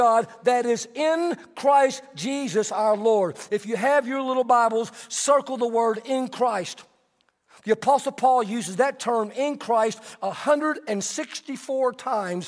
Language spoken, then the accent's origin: English; Texas, United States; I'm Texan